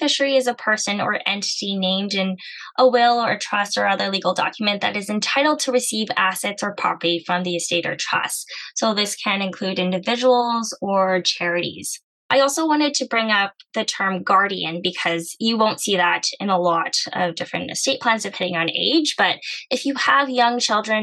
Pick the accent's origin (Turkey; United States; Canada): Canada; I come from an Asian background, but I was born in Canada